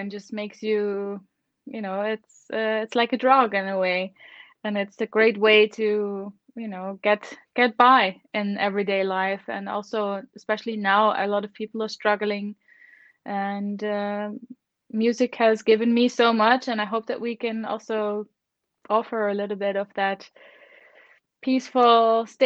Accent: Netherlands; now in Germany; I live in Germany, but I am from the Netherlands originally, but I've been living in Germany since quite a while now.

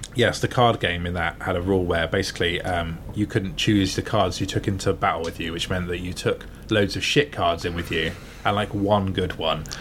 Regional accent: Gosport, South East England, United Kingdom; now in Bath, United Kingdom; my hometown, uh, Gosport near Portsmouth

